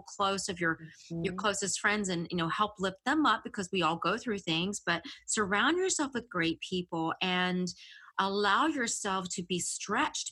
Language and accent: English; the South, United States; I'm from the South. So the redneck comes out all the time.